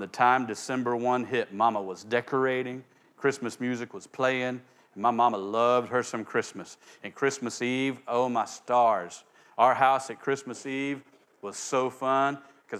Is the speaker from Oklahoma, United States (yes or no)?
yes; Oklahoma, United States; where I grew up in Oklahoma